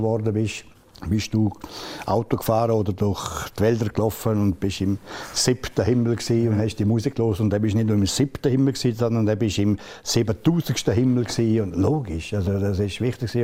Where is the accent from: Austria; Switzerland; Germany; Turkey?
Switzerland; Engadine, Graubünden; ich bin kein Bündner, das bin ein Engadin